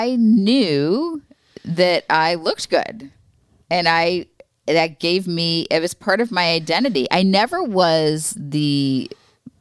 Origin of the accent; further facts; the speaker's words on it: Florida, United States; I grew up in Florida